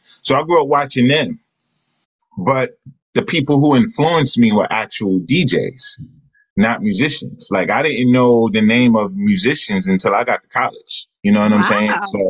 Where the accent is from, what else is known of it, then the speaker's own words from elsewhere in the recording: Jamaica, Queens, New York, United States; So my brother, I grew up in Jamaica, Queens. A lot of musicians came out of Jamaica, Queens, ….